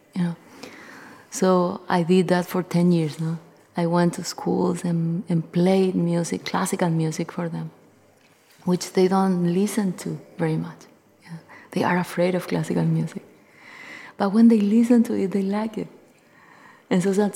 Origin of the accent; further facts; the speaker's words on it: Paraguay; I am a guitarist from Paraguay